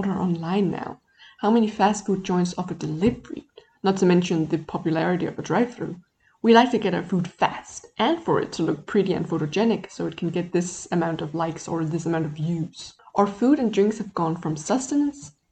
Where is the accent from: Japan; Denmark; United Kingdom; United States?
Denmark; I come from Denmark